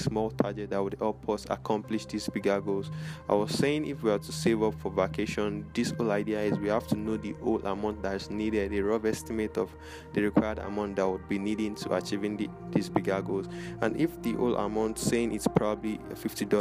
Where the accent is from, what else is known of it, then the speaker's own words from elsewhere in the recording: Lagos, Nigeria; here in my hometown, Lagos, Nigeria